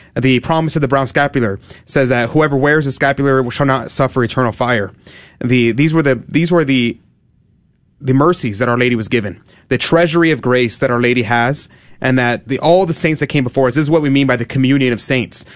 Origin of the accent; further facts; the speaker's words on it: United States; we're Americans